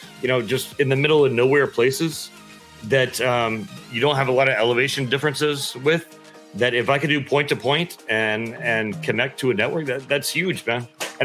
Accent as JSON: {"language": "English", "region": "Texas", "country": "United States", "said": "I know, and I'm from Texas, and I know Australians can be kind of, hard in the head like Texans can, man."}